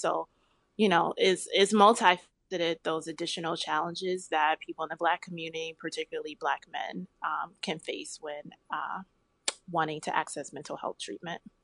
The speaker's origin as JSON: {"language": "English", "town": "Chicago", "region": "Illinois", "country": "United States", "tie": "born or raised there", "said": "I'm born and raised in Chicagoland"}